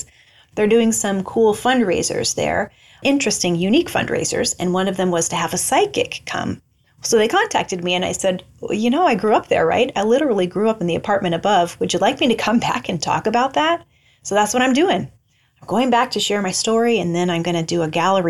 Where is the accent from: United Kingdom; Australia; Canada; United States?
United States; Albia, Iowa; moved away as an adult; 20 years I grew up in Albia